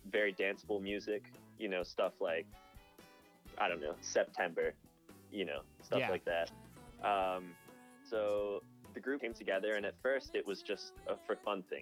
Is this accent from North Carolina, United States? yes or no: yes; Raleigh, North Carolina, United States; I'm from Raleigh, North Carolina